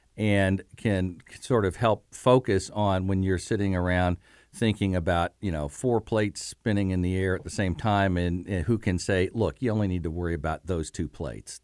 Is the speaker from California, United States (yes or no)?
no; Bloomington, Indiana, United States; I'm from Bloomington.